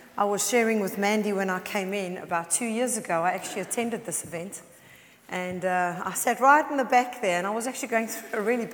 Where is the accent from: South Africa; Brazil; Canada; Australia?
South Africa; accent: South African; moved away as an adult; now in United Kingdom; I am South African, as you can all hear